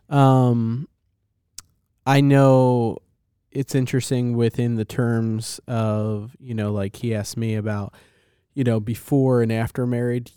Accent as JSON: {"language": "English", "region": "New Jersey", "country": "United States", "said": "I'm a kid from New Jersey"}